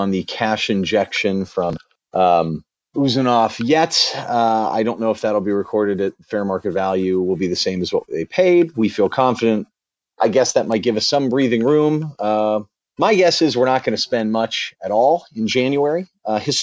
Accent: United States; being American

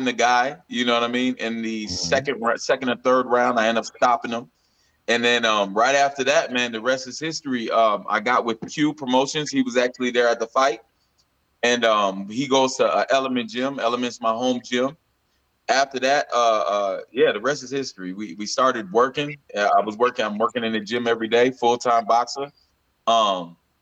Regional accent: St. Paul, Minnesota, United States; also born or lived in Cameroon; I grew up in St. Paul

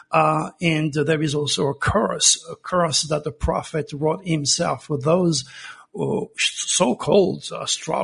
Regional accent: Provence-Alpes-Côte d'Azur, France; now in United States; I was born in Provence

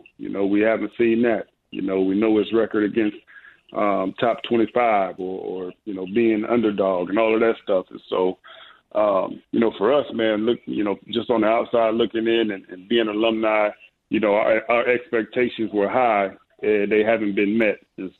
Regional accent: Ohio, United States; Yes, I grew up in Ohio, and my older brother was a big time Michigan fan

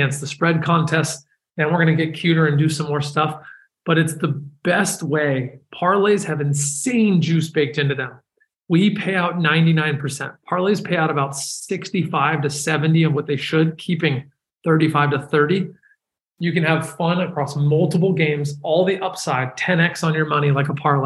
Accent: San Francisco, California, United States; I'm from San Francisco

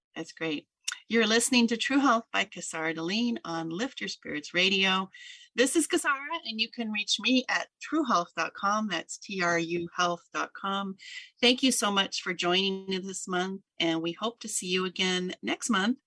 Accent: Southern Oregon, United States; I grew up in Oregon and, um, in Southern Oregon

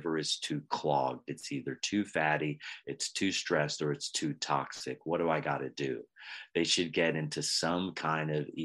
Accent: Pennsylvania, United States; I was raised in Pennsylvania. In Pennsylvania, we sometimes have dessert for breakfast

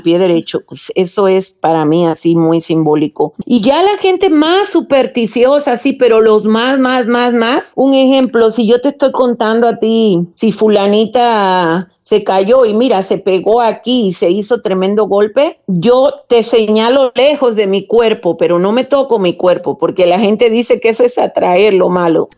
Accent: Havana, Cuba; moved away as an adult; also born or lived in Mexico; yo crecí en La Habana pero mataperría en el campo

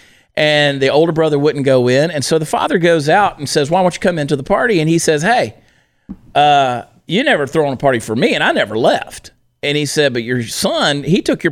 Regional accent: Augusta, Georgia, United States; Augusta, Georgia, my hometown

